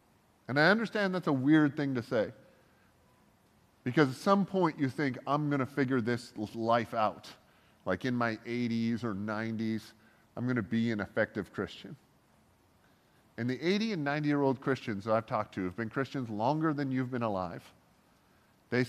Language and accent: English; Canada; I am Canadian